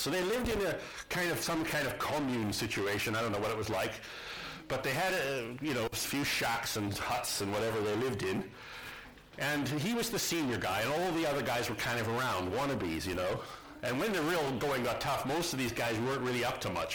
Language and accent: English; Saskatoon, Saskatchewan, Canada; Saskatoon, where I, my hometown, our home city